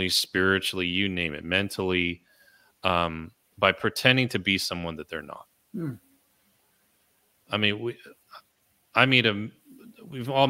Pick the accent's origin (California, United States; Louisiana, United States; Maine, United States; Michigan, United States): California, United States; I was born in California